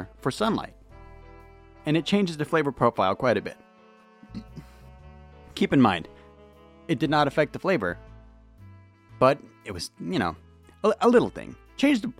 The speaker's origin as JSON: {"language": "English", "region": "California", "country": "United States", "said": "I'm from California"}